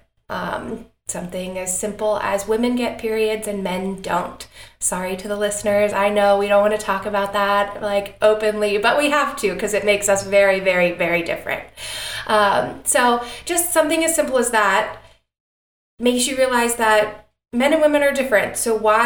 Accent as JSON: {"language": "English", "town": "Atlanta", "region": "Georgia", "country": "United States", "tie": "born or raised there", "said": "I am born and raised in Atlanta, Georgia, which is where Particle, our company, is located"}